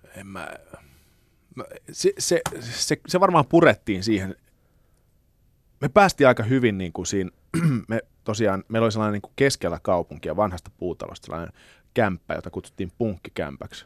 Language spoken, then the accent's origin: Finnish; Lappeenranta, South Karelia, Finland; moved away; also born or lived in Helsinki; siis mä oon syntynyt Helsingissä, mutta mm. lapsuuteni viettänyt Lappeenrannassa.